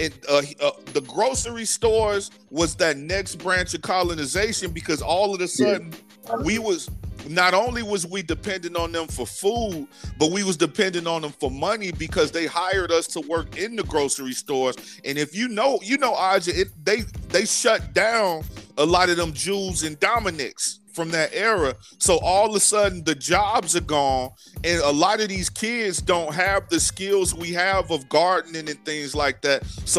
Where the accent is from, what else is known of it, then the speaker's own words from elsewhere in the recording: Chicago, Illinois, United States; A lot of people from Chicago, like we were saying, came from Mississippi, Alabama, and Tennessee. So we had a lot of the same ways up until like the late 90s when you got it was pretty much all us where I was from and Puerto Ricans